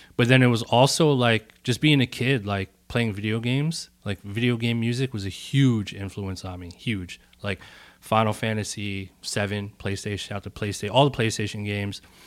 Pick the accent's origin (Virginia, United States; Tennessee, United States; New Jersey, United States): New Jersey, United States; Bloomfield; also born or lived in Newark, New Jersey; I'm from Newark, New Jersey. uh, and born and raised in Bloomfield, which is, like, the town over